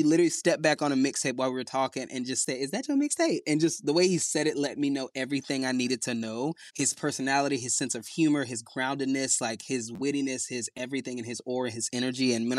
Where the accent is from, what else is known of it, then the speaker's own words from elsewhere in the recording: Southern United States, United States; we're both from the South